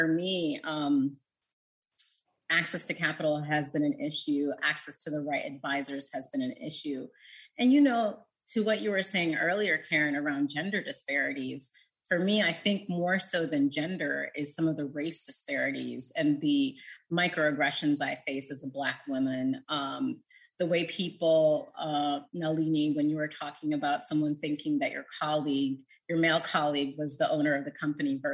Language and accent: English; United States; as an American